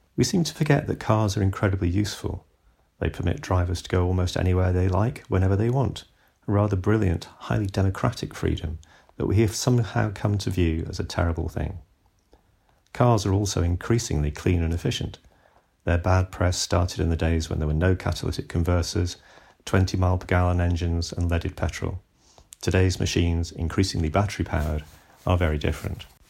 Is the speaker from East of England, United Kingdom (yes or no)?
no; Bristol, South West England, United Kingdom; My hometown of Bristol